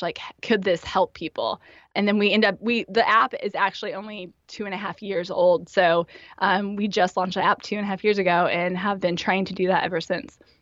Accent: Indiana, United States; moved away as an adult; also born or lived in Memphis, Tennessee / northeast Pennsylvania; I grew up in Indiana, and pretty much like any good Hoosier

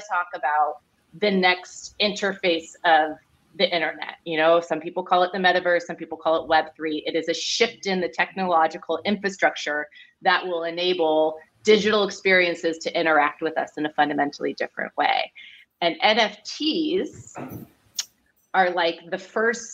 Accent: Silicon Valley, Bay Area, California, United States; I grew up in the Silicon Valley here in the Bay Area

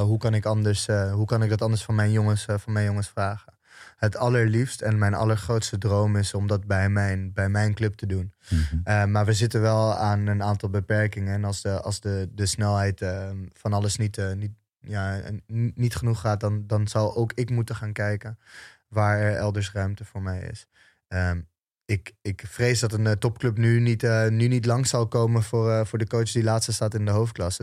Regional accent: Almere, Flevoland, Netherlands; opgroeiende in Almere

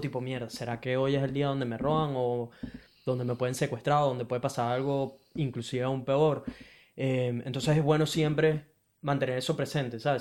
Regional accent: Venezuela; now in Brisbane, Australia; soy un latino de Venezuela que vive en Brisbane, Australia

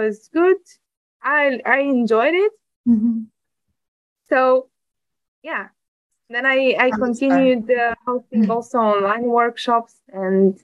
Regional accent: Bucharest, Romania; English is a second language; moved away as an adult; now in Netherlands; I was born in Bucharest in Romania. And I lived there until I finished university

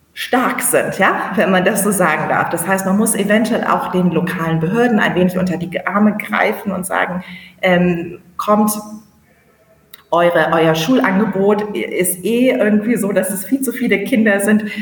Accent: Bremen, Germany; moved away as an adult; now in Niamey, Niger; Ich komme aus Bremen, aus Norddeutschland

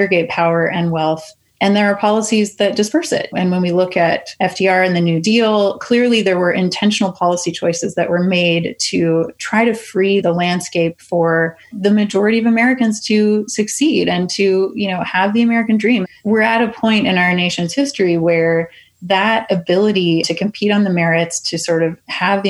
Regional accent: Canada; now in United States; I'm Canadian

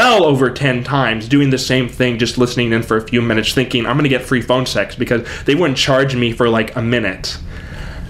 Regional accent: Corpus Christi, Texas, United States; I grew up in Corpus Christi, Texas

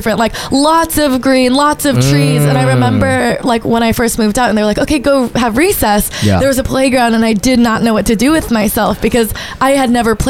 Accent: New York, United States; Yeah, so I grew up on Canal Street, I think.

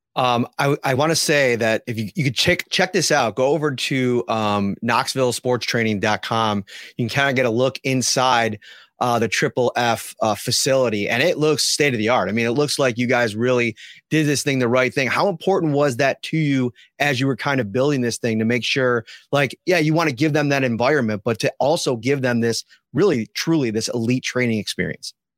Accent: Buffalo, New York, United States; moved away as an adult; I grew up in Buffalo around this team, around this community

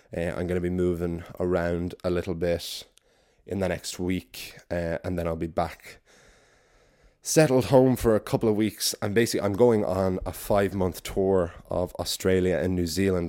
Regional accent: Wicklow, Leinster, Ireland; in Wicklow, in my hometown of Garden City

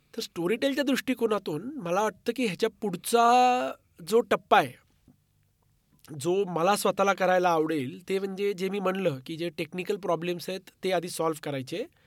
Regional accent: Marathi, Maharashtra, India; मी मराठी असल्याचा

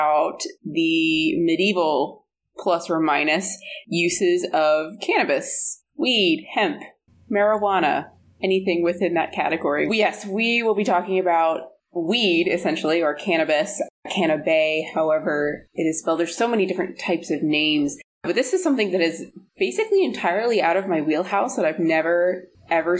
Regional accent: Alaska, United States; moved away as an adult; also born or lived in Seattle; I was from Alaska and they recognized the name of my valley

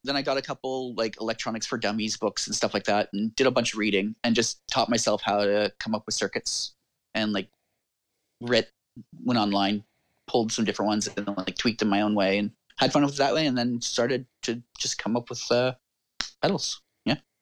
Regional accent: Canada; I'm Canadian

